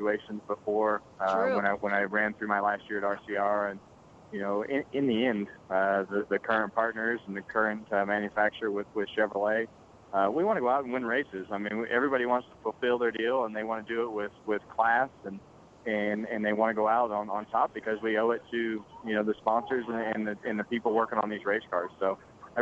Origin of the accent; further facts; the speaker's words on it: Bakersfield, California, United States; my hometown of Bakersfield